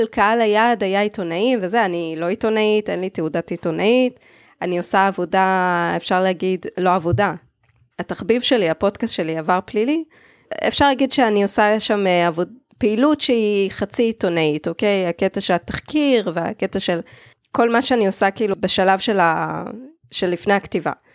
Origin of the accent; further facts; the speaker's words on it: Israel; מודעות עצמית כישראלית